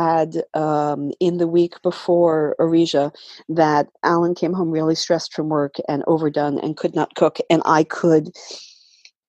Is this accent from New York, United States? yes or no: yes; New York City, New York, United States; I grew up in New York City. I grew up in Queens